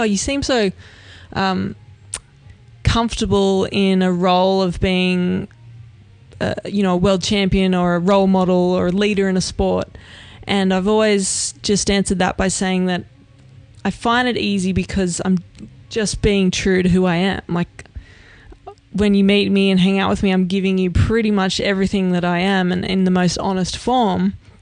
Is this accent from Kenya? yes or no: no; Australia; I'm Australian